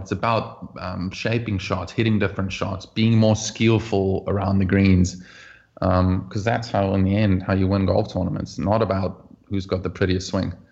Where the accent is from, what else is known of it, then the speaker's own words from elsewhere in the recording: Oudtshoorn, Western Cape, South Africa; moved away; also born or lived in Bellville; growing up in South Africa, you play all kinds of team sports as a kid